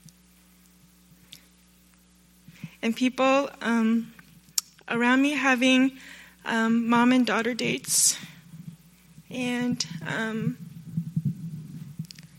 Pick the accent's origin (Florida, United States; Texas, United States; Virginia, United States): Virginia, United States; Northern; moved away; I'm from Northern Virginia